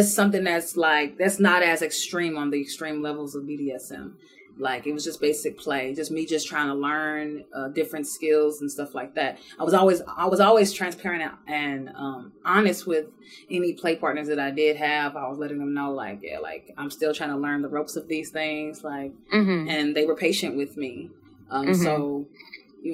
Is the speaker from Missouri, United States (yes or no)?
yes; St. Louis, Missouri, United States; now in Houston, United States; I'm from St. Louis originally